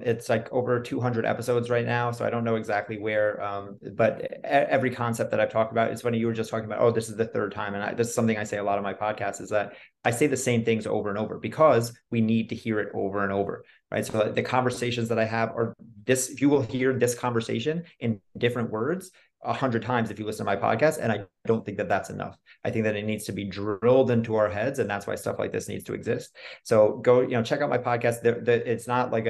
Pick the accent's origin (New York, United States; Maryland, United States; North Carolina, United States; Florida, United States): New York, United States; I'm also from New York